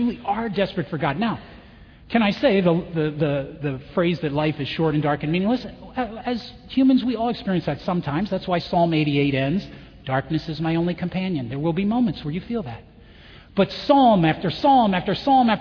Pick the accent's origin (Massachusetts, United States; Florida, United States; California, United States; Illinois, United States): Illinois, United States; Chicago; where are you from? Chicago